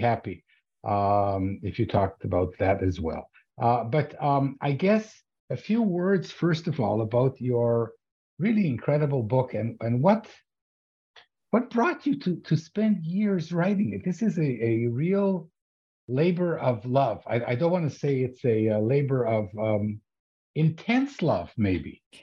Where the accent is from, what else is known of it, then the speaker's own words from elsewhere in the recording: Ottawa, Ontario, Canada; I'm from Ottawa